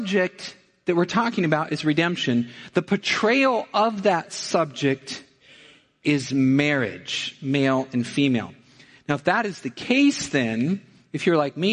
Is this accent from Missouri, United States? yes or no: yes; Missouri, United States; I'm from Missouri